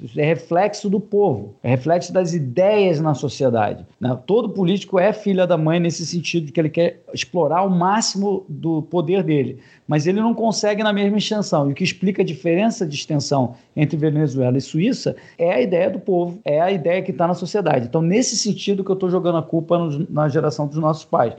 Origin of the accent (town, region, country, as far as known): Brazil